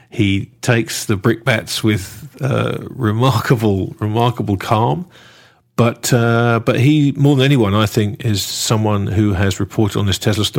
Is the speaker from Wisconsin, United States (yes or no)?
yes; Sheboygan, Wisconsin, United States; The truth is, I'm from Sheboygan.